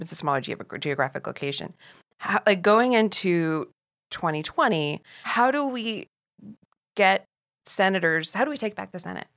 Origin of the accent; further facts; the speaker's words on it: Ohio, United States; moved away; I come from the Midwest